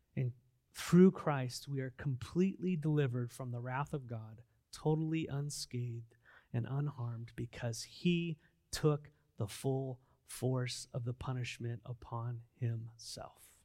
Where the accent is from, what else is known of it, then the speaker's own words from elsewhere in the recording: San Diego, California, United States; I grew up in San Diego